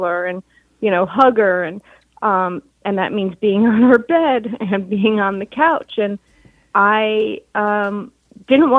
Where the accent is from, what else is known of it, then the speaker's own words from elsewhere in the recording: New York, United States; New York, I'm a New Yorker, garment industry, and my dad had a showroom, 1407 Broadway